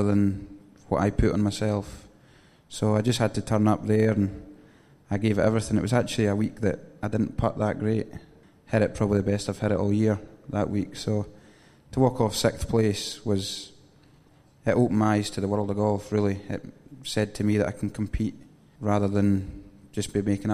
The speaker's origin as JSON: {"language": "English", "town": "Oban", "region": "Scotland", "country": "United Kingdom", "tie": "born or raised there", "also_born_or_lived": "Louisiana", "moved": "as an adult", "said": "I've been brought up... obviously in Oban. I lived on the golf course"}